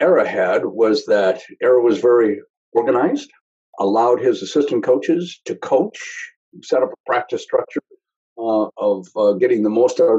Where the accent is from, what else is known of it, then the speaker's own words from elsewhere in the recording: Wisconsin, United States; So University of Wisconsin was one because of my home state, Notre Dame, and Boston College were the three that I had picked.